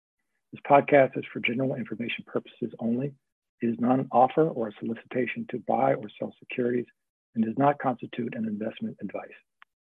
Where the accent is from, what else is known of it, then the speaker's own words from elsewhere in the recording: New Mexico, United States; I grew up in New Mexico.